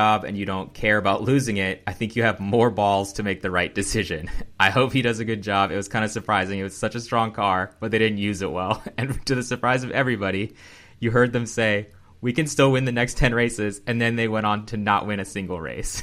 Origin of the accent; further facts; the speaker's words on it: United States; as an American